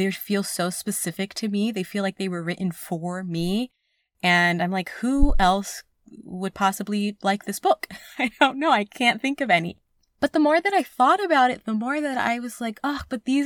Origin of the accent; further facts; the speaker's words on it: New York City, New York, United States; also born or lived in Bellerose, New York; I grew up in Queens, New York